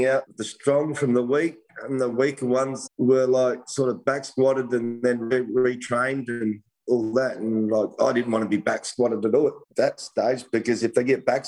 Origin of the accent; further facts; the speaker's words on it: Australia; I grew up in a little town called Malang, which I live in now. Moved back here 5 years ago. Oh, I'm fifth generation down here in the town of Malang